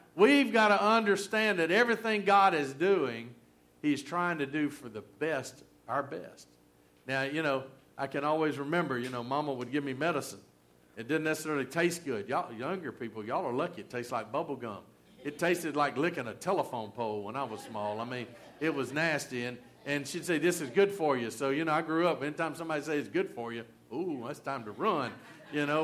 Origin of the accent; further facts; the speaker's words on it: Rome, Georgia, United States; accent: southern; moved away as an adult; also born or lived in Baton Rouge, Louisiana; Rome, Georgia, my hometown